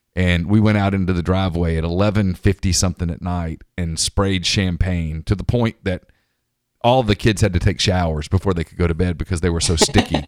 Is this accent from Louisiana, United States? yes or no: yes; Ruston, Louisiana, United States; And I grew up in Ruston